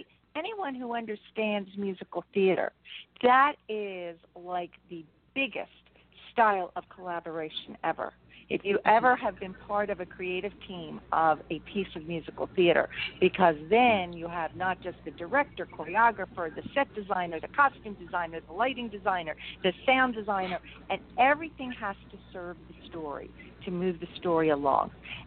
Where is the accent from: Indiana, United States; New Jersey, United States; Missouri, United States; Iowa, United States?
New Jersey, United States; Ventnor; Okay, so I grew up in Ventnor. I grew up with all your listeners. They play Monopoly. I grew up on Atlantic Avenue.